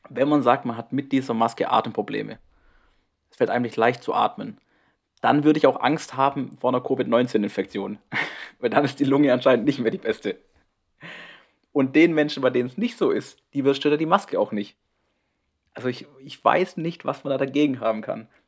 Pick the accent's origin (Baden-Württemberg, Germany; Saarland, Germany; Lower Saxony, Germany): Baden-Württemberg, Germany; Schwarzwald. Dem schönsten Ort der Welt.